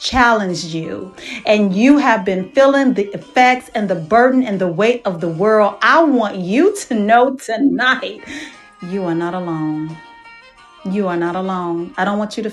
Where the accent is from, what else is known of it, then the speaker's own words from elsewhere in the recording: Dallas, Texas, United States; moved away; I am hosting my show from my hometown of Dallas, Texas